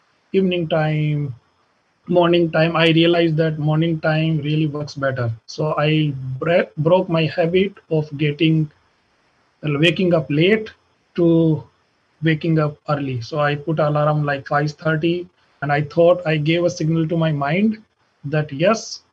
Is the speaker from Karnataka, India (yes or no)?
no; Jaipur, Rajasthan, India; moved away as an adult; now in Dublin, United States; I'm from Jaipur